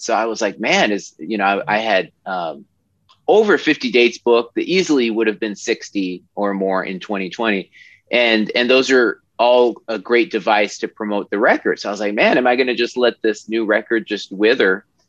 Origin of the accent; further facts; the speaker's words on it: Oregon, United States; I'm from Oregon, and uh, you know I grew up there